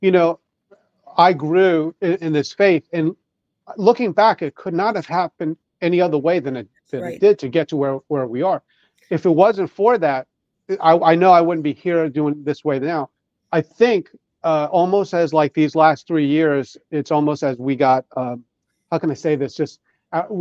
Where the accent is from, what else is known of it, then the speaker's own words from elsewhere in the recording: Long Island, New York, United States; I grew up in New York